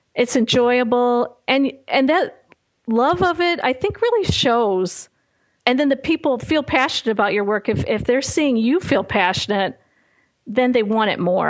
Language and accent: English; Chicago, Illinois, United States; not a great school experience growing up in Chicago